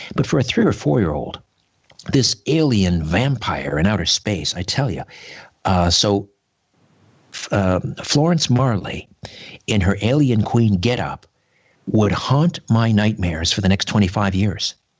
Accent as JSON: {"language": "English", "town": "Brantford", "region": "Ontario", "country": "Canada", "tie": "born or raised there", "said": "my hometown, Brantford, Ontario, on the beautiful Grand River."}